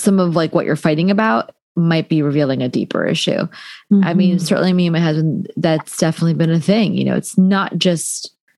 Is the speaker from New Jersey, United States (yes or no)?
yes; New Jersey, United States; I'm from Jersey, Thai American.